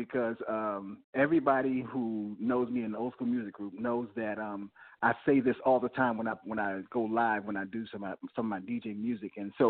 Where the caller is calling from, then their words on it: Maryland, United States; I'm calling from Maryland